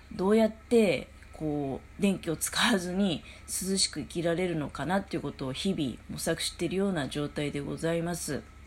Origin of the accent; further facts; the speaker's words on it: Tokamachi, Niigata, Japan; うちの実家もそうなんだけどね、十日町っていうとこも